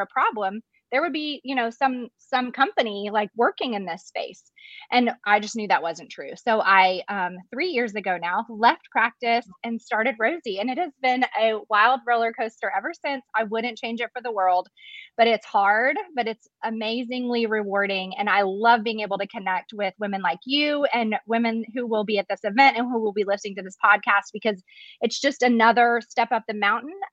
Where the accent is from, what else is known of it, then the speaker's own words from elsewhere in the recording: Arkansas, United States; moved away as an adult; now in Dallas, United States; I'm from Arkansas, but I came to Dallas for my medical residency